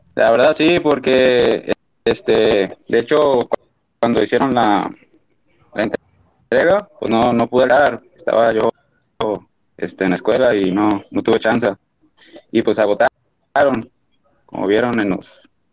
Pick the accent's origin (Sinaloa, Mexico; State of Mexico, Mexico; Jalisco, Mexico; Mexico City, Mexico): Jalisco, Mexico; Guadalajara; soy de Guadalajara, por el Panteón de Belén.